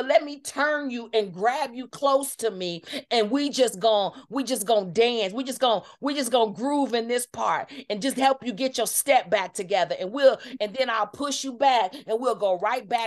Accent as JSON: {"language": "English", "town": "Kansas City", "country": "United States", "said": "I'm from Kansas City"}